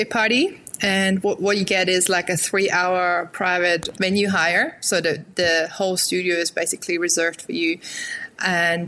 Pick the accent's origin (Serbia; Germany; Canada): Germany; now in Newcastle, Australia; originally I'm from Germany. I was born in Germany, raised in Germany.